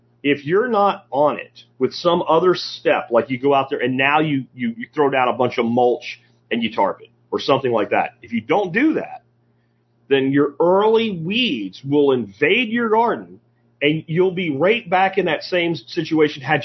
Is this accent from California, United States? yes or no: no; Pennsylvania, United States; moved away; where I grew up in Pennsylvania